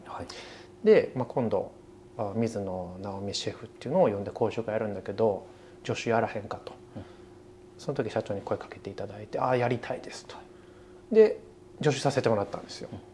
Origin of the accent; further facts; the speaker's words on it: Kyoto, Japan; moved away as an adult; now in Tokyo, Japan; 僕はそうですね生まれも育ちも京都市